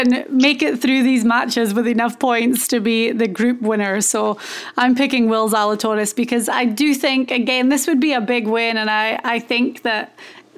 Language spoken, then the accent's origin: English; Scotland, United Kingdom; I'm Scottish